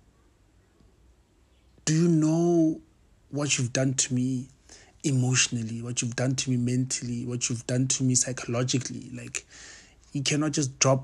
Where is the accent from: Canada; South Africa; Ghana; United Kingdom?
South Africa; Johannesburg, Gauteng; I grew up in Pimville